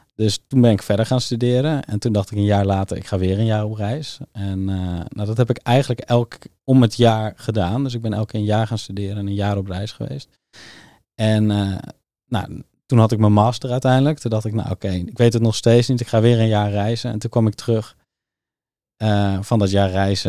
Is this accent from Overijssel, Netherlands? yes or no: no; Soesterberg, Utrecht, Netherlands; also born or lived in Zeist; ik groeide eigenlijk op in Soesterberg